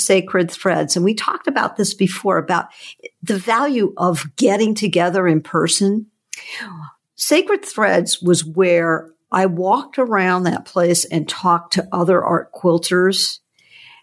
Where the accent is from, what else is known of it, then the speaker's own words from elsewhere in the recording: Hawaii, United States; I grew up in Hawaii, and the ocean, the Hanama Bay, when I grew up, which is on Oahu